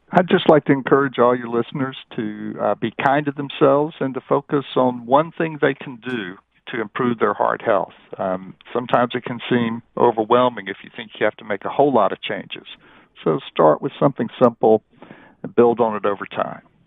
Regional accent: North Carolina, United States; I grew up in North Carolina

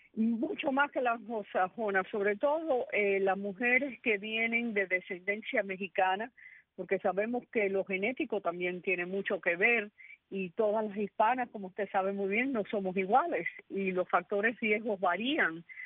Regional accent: Cuba; first language Spanish; moved away; also born or lived in Bronx, New York, United States; siendo yo soy cubana siendo cubana

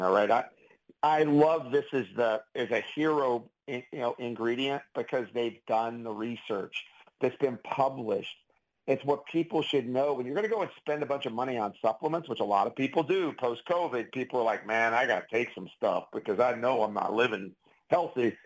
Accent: Pittsburgh, Pennsylvania, United States; I'm from Pittsburgh. I use the word pop.

